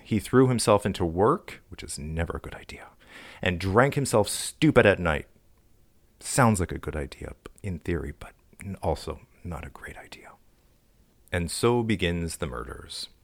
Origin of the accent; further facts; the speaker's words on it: Canada; I'm from Canada.